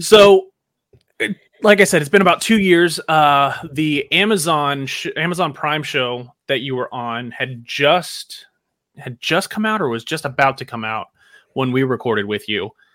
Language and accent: English; Houston, Texas, United States; I'm from Houston